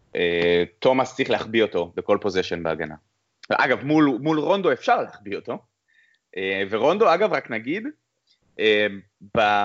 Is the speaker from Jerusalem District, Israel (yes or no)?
no; Ness Ziona, Central District, Israel; now in United States; אני לא מארצות הברית, אני מנס ציונה